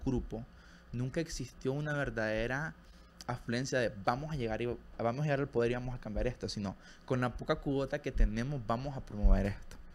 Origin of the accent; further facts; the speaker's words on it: Nicaragua; moved away; siendo nicaragüense